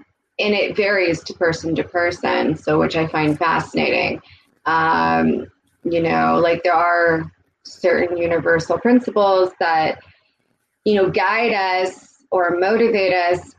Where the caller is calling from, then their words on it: Toronto, Ontario, Canada; I'm joining you from Toronto, Canada, currently.